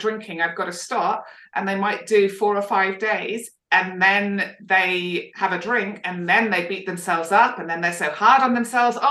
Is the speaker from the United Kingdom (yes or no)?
yes; United Kingdom; now in Australia; as a Brit